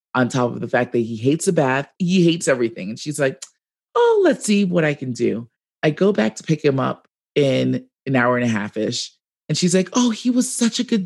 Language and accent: English; New York City, New York, United States; now in Reno, United States; I'm from the Bronx, and we'll talk about it to the day I die. Living in Reno, I say, I live in Reno, but I'm from the Bronx